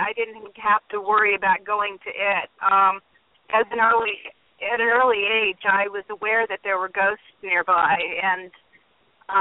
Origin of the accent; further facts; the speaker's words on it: Indiana, United States; moved away as an adult; now in Massachusetts, United States; I was born in Indiana. I grew up in Indiana.